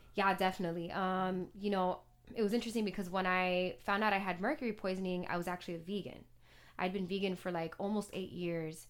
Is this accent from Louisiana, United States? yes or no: no; Miami, Florida, United States; moved away as an adult; also born or lived in Los Angeles; growing up in Miami, English is very much a, a second language